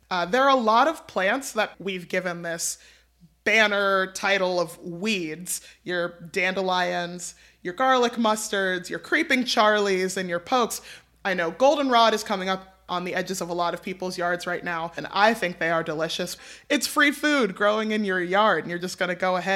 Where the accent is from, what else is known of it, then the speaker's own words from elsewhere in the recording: New York City, New York, United States; I'm a New Yorker.